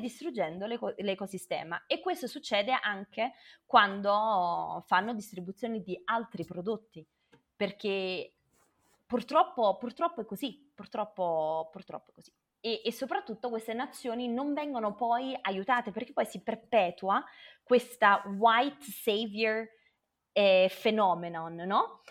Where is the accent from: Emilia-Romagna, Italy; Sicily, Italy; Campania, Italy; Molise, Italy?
Campania, Italy; Naples; moved away as an adult; now in Kenya; sono nata a Napoli da papà eh, libanese e mamma salernitana. Poi sono andata via a 18 anni